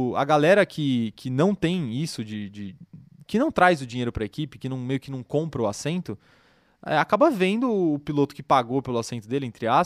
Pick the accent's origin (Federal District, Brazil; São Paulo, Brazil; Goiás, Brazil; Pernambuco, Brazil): São Paulo, Brazil; Campinas; A gente é do interior de São Paulo. Campinas, ali, região.